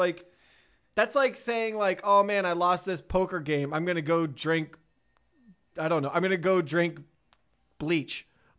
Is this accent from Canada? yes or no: yes; Canada; as a Canadian myself